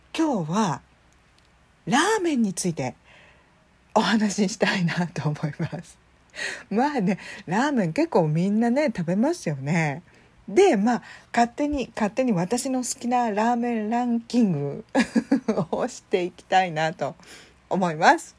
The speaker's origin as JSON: {"language": "Japanese", "region": "Chiba", "country": "Japan", "tie": "born or raised there", "said": "私ね地元が千葉千葉県出身なんですけど"}